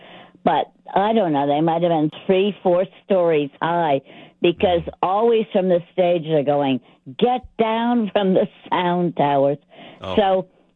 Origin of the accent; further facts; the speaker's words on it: Woodstock, United States; I'm from Woodstock.